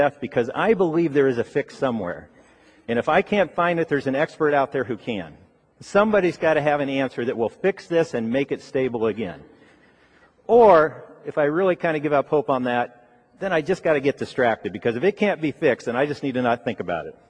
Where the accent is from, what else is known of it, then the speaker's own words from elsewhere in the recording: Ohio, United States; moved away; I grew up in Ohio